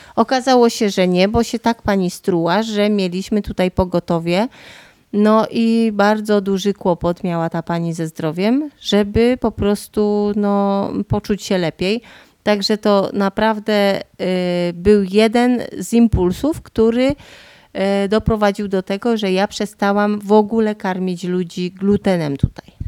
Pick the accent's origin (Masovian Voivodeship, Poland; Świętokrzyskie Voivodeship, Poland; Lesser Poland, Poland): Lesser Poland, Poland; Podhale; accent: Goral; godom na co dzień po góralsku, bo tu jakbyście do mnie chcieli jechać, to przyjedziecie na Podhole